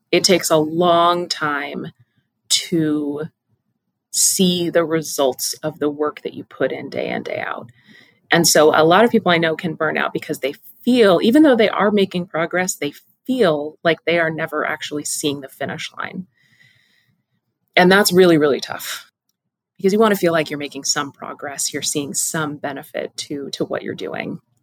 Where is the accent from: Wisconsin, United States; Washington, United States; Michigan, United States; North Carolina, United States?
Washington, United States; Pacific Northwest, home state of; growing up in the Pacific Northwest, we're, we're little, you know, forest gremlins as children